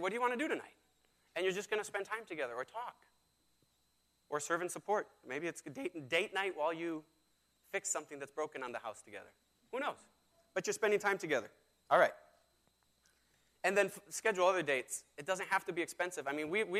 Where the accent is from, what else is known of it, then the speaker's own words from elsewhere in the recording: Mexico; moved away; I was raised in Mexico